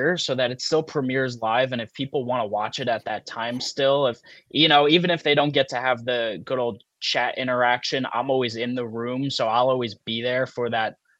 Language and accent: English; New York City, New York, United States; moved away; I'm from Queens, yes. Okay. I grew up in Queens